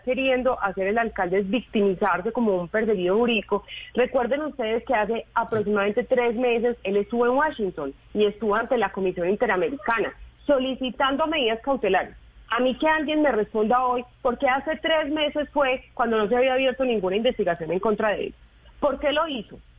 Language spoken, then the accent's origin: Spanish; Medellín, Antioquia, Colombia; somos los ciudadanos de Medellín